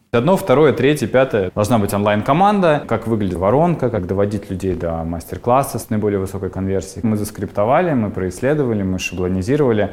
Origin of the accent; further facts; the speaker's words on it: Siberia, Russia; moved away as an adult; now in Moscow, Russia; Я сам из Сибири, вот пять лет живу в Москве